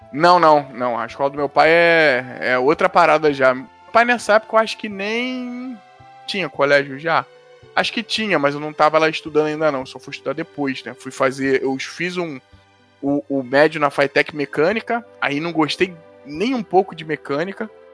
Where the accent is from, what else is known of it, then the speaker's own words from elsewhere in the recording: Rio de Janeiro, Brazil; onde eu fui criado lá em Madureira, né? Que hoje eu não moro lá